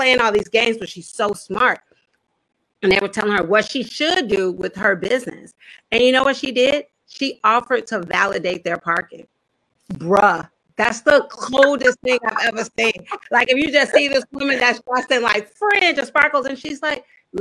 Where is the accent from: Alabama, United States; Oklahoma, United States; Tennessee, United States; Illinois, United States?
Illinois, United States; Chicago; I'm a daughter of Chicago